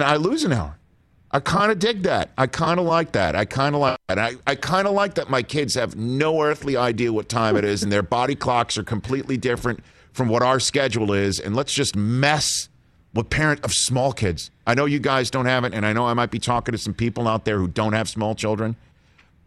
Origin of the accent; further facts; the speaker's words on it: New York, United States; accent: New York; my New York accent will still come out